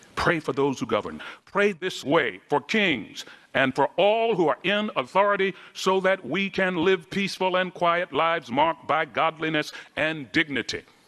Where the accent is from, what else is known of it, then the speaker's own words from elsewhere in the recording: Baltimore, Maryland, United States; I grew up in Baltimore, Maryland.